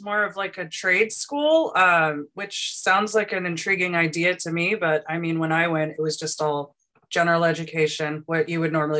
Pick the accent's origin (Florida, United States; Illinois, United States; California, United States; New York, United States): California, United States; Long Beach; I was born and raised in Long Beach. In fact, I was born at Long Beach Community Hospital.